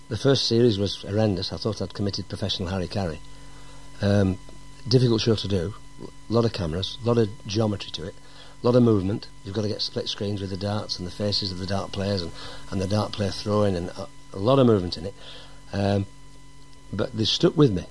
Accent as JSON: {"language": "English", "town": "Accrington", "region": "North West England", "country": "United Kingdom", "tie": "born or raised there", "also_born_or_lived": "Heswall, Wirral", "moved": "as an adult", "said": "took me to Accrington, where I lived all my life up to being 18 when I went in the army. Um, so basically a Lancastrian"}